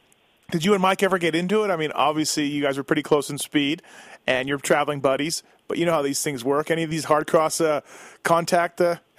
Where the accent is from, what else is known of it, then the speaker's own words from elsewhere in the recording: Canada; growing up in Canada